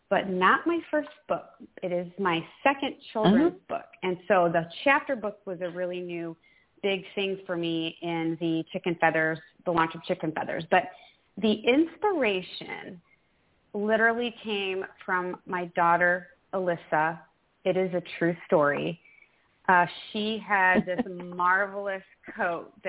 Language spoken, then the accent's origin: English; Midwest, United States; now in Texas, United States; I, too, grew up in the Midwest